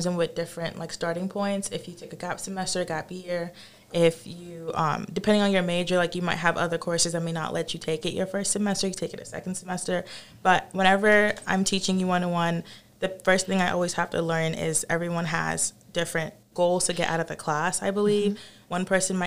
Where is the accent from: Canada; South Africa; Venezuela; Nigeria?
Nigeria; now in South Carolina, United States; I'm from Nigeria